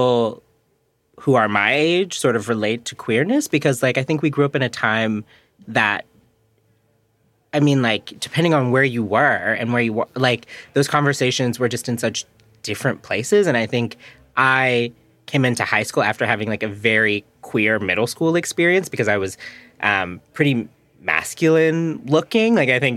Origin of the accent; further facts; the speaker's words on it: Chicago area, Illinois, United States; also born or lived in Frankfort, Illinois; My parents moved to the suburbs when I was in high school, which from Peyton, I was commuting from Frankfort, Illinois, which is, like, by Tinley Park